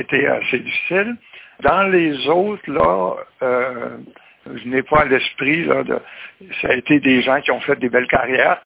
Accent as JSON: {"language": "French", "town": "Mont-Carmel", "region": "Quebec", "country": "Canada", "tie": "born or raised there", "also_born_or_lived": "Saint-Philippe-de-Néry", "said": "je suis natif de Mont-Carmel, puis en 60, euh, mon père a acheté une ferme à Saint-Philippe-de-Néry, la paroisse voisine"}